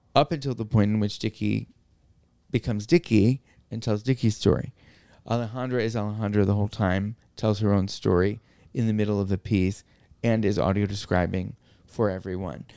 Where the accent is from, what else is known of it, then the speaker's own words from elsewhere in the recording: New York, United States; my life as a New Yorker with cerebral palsy